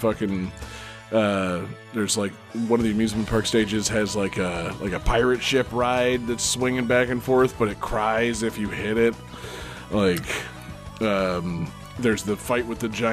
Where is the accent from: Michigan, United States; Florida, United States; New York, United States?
Florida, United States; I'm a Florida baby.